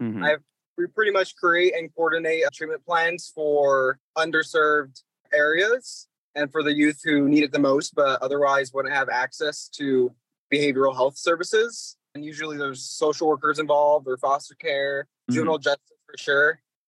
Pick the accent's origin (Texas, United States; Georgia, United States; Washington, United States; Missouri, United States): Washington, United States; It's a little town in Washington.